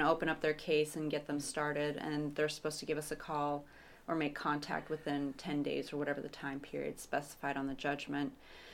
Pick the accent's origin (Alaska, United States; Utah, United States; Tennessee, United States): Alaska, United States; Kenai Peninsula; also born or lived in Anchorage, Alaska; Personally, I was born and raised here in Alaska. I've spent most of my time here on the Kenai Peninsula. I lived for a few years up in Anchorage, but I'm back down here and probably for good. I do enjoy being here on the Kenai, and it's my home.